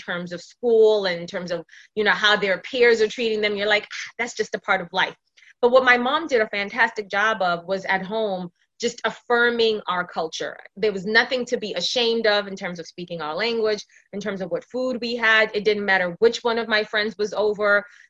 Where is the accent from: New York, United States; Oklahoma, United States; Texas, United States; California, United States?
New York, United States; New York City; You know, growing up in New York City and Brooklyn, it was really tough reconciling my African background with this new life that I was living. Meaning, like, I came to Brooklyn in the 90s.